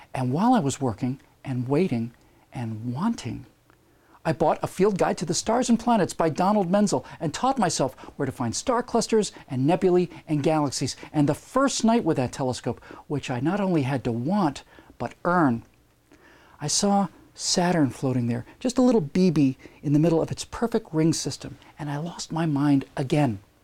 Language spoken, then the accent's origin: English; Bermuda; I lived within easy walking distance of the beach where I grew up in Bermuda